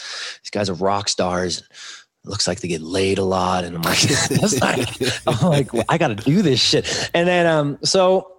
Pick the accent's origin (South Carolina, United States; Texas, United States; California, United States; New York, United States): California, United States; West Hills; I grew up in West Hills, Calabasas.